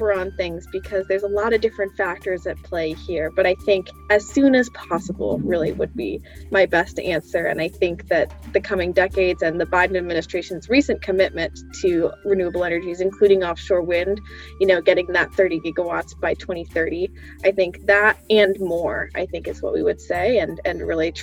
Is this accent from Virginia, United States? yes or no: no; Massachusetts, United States; I grew up in Massachusetts